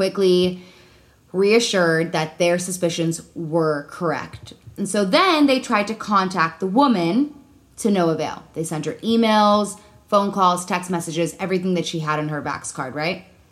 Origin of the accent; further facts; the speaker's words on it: Illinois, United States; I'm from Illinois